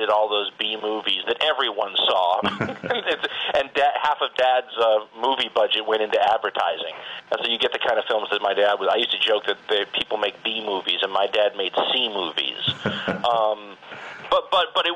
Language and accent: English; Los Angeles, California, United States; I grew up in the Valley in Los Angeles